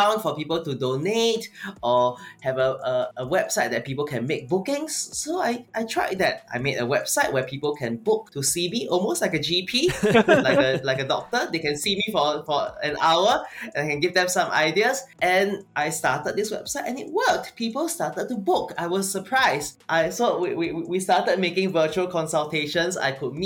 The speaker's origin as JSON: {"language": "English", "country": "Singapore", "said": "I'm from Singapore"}